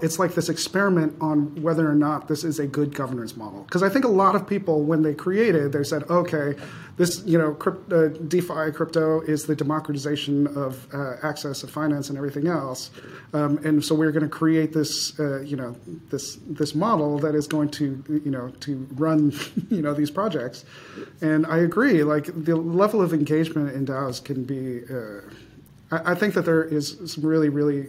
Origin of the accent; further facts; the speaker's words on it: Chicago, Illinois, United States; I grew up in Chicago.